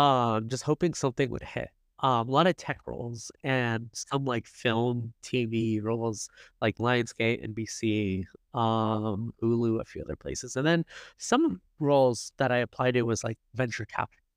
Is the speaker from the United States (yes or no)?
yes; Silicon Valley, California, United States; also born or lived in Los Angeles; I grew up in Silicon Valley